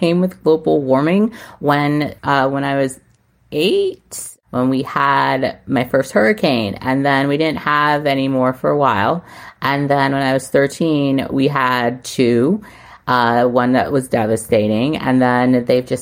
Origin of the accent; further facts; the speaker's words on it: Charlotte Amalie, U.S. Virgin Islands; also born or lived in Los Angeles, United States; now in Ontario, Canada; American influences in food and culture that I grew up with in St. Thomas.